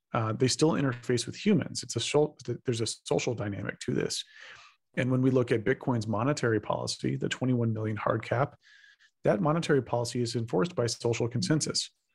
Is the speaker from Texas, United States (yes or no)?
yes; Texas, United States; I'm from Texas